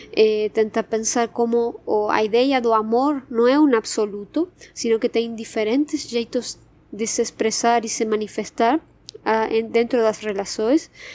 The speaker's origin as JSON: {"language": "Portuguese", "country": "Argentina", "second_language": "Portuguese", "moved": "as an adult", "lives_now": "São Paulo, Brazil", "said": "vocês saberán pelo meu sotaque, eu sou argentina, mas moro já faz quatro anos e meio aqui no, no Brasil, no São Paulo."}